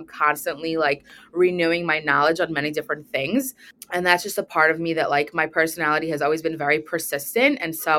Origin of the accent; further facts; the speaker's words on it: Brooklyn, New York, United States; also born or lived in Manhattan; So my hometown has always been Brooklyn, and I was in the city. I was living in Manhattan, and I just recently moved back to Brooklyn after I got married.